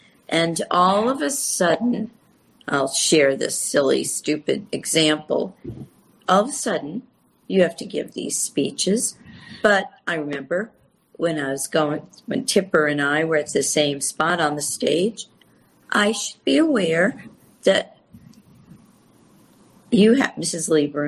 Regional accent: Connecticut, United States; Many people, look, Joe's home state, on my home state, Connecticut.

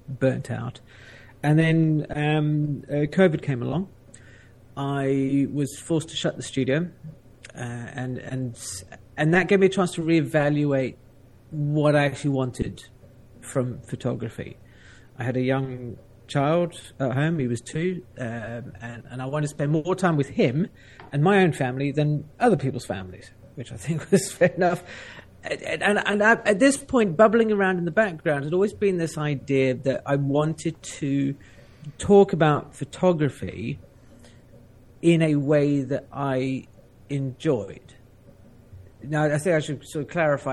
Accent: South Africa; I grew up in South Africa.

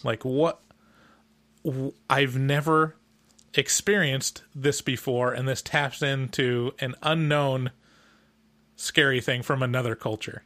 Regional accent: United States; as an American

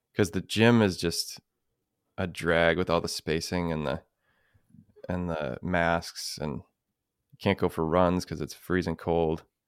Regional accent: United States; being American

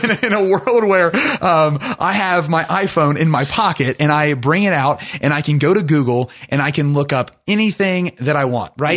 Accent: Ohio, United States; we grew up on the Ohio River

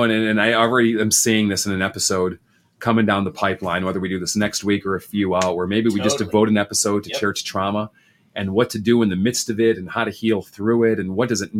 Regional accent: Chicago, Illinois, United States; also born or lived in Denver / St. Louis; Illinois native that's here. I grew up in Chicago and then did the suburban hopping. We were in Denver for a while, St. Louis for a while, but landed back this way.

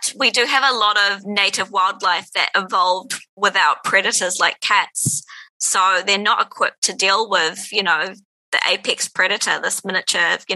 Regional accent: New Zealand; when I was a kid, it was like a lot of people growing up in New Zealand

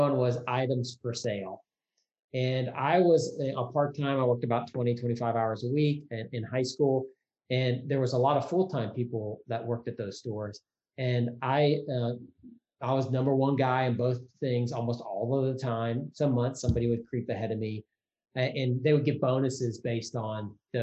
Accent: Mississippi, United States; also born or lived in Tennessee; when I was 15, about to turn 16, growing up in Mississippi

